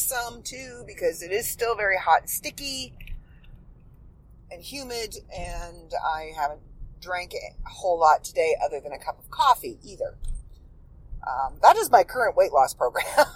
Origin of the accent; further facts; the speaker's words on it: Midland, Ontario, Canada; also born or lived in Port McNicoll, Ontario; we moved from Port McNichol to Midland